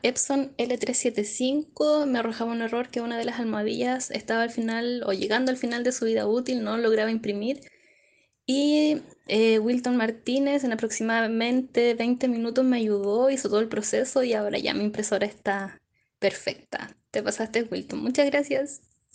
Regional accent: Chile; soy de Chile

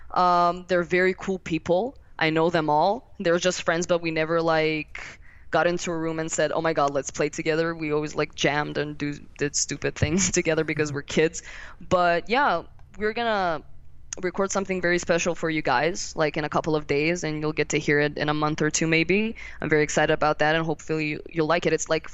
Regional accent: Milan, Lombardy, Italy; he's from Milan, so we're from Milan

